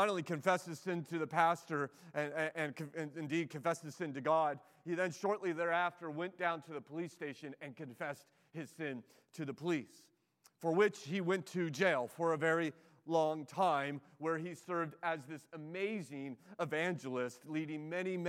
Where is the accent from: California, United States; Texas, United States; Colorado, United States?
California, United States; Southern; growing up in Southern California